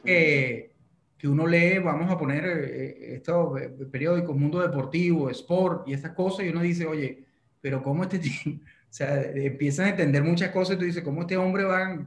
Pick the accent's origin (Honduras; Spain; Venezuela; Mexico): Venezuela; yo como venezolano